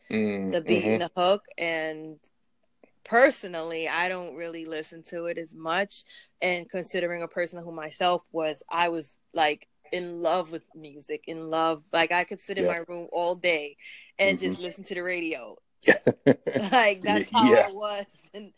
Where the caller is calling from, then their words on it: New York, United States; I'm calling in from New York.